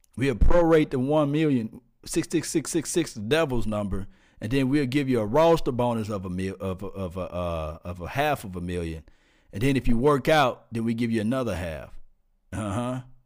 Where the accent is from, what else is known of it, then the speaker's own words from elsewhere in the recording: Mississippi, United States; I'm from Mississippi